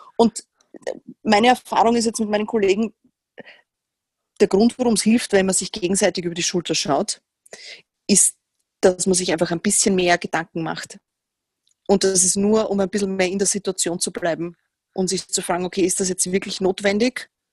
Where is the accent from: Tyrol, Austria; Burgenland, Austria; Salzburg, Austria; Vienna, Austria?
Vienna, Austria; ich komme aus Wien. Ich gehe mal davon aus, dass man das nicht hört, aber wahrscheinlich erkennt man es instant.